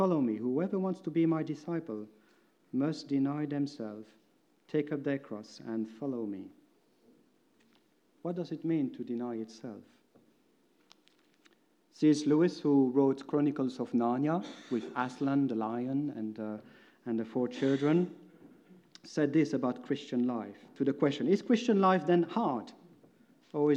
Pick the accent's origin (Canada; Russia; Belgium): Belgium; English is a second language; moved away as an adult; for me it meant moving from Belgium. You most probably by now heard that my accent is a bit strange.